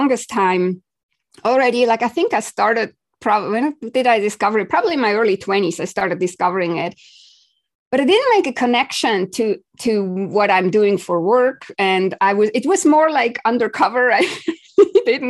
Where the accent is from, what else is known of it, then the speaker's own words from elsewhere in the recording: Switzerland; I grew up in Switzerland